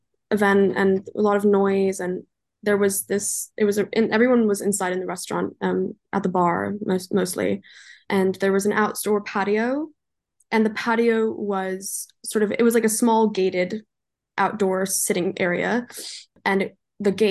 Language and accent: English; Los Angeles, California, United States; So I was raised in Los Angeles, California. I'm German, but I went to school and was raised in LA.